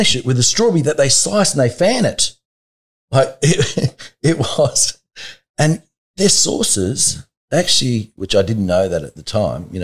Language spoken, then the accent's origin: English; Blacktown, New South Wales, Australia; I know I'm only 15 and I know I'm from Blacktown